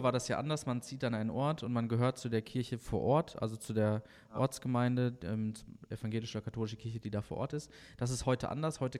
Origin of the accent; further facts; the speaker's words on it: Bad Salzuflen, North Rhine-Westphalia, Germany; In und, ähm, Schöttmar, Bad